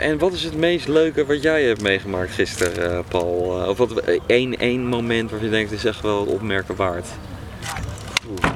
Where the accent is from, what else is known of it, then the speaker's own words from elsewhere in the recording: Netherlands; ik ben ook gewoon Nederlander